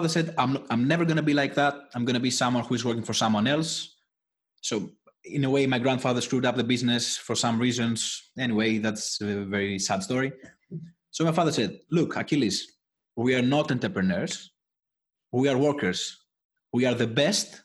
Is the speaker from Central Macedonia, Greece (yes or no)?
no; Athens, Attica, Greece; English is a second language; I was born in Athens, Greece, so I never left.